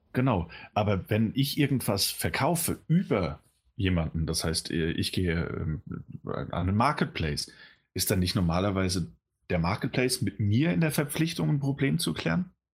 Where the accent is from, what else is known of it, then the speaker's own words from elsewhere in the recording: Germany; als Deutscher